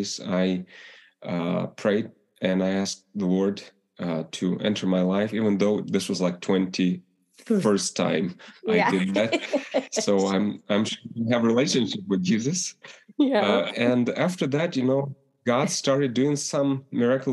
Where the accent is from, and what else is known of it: Ukraine; English is a second language; moved away as an adult